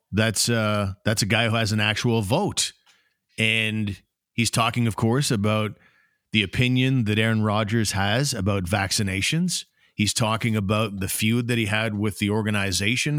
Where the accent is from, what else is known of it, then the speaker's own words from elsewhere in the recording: Ottawa, Ontario, Canada; It's my hometown